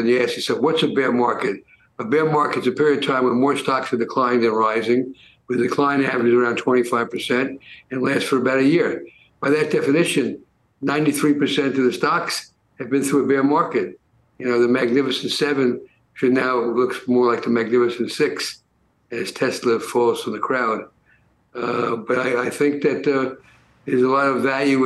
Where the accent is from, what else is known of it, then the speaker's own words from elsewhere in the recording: New York City, New York, United States; I grew up in the Bronx